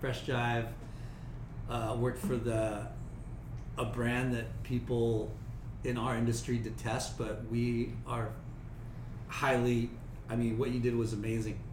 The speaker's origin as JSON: {"language": "English", "town": "Long Beach", "region": "California", "country": "United States", "tie": "born or raised there", "said": "I grew up in Long Beach"}